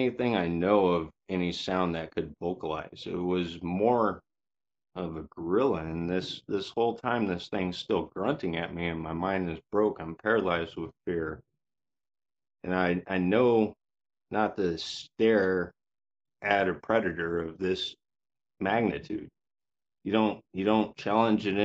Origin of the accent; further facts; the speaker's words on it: Yakima area, Washington, United States; also born or lived in Vancouver, Washington; I was born in Yakima in the 80s. I was taken out of Yakima to a smaller farm town, basically to get raised to where I wouldn't get in gangs or anything like